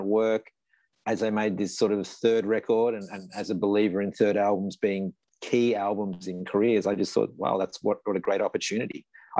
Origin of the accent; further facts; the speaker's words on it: Victoria, Australia; also born or lived in Sydney; there's a job in Melbourne where I'd studied, and I was from Victoria.